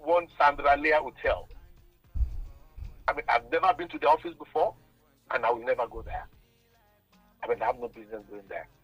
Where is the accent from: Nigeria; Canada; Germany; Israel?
Nigeria; being Nigerian